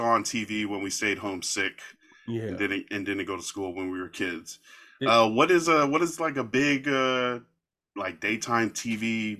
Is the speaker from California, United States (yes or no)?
yes; Carson, California, United States; Definitely remember on our little TV in Carson, California, growing up in California